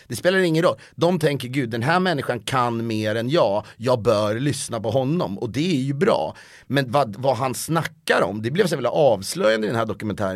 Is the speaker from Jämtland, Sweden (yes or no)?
no; Köping, Västmanland, Sweden; also born or lived in Stockholm; now in Los Angeles, United States; jag känner mig mer hemma i Köping än i Stockholm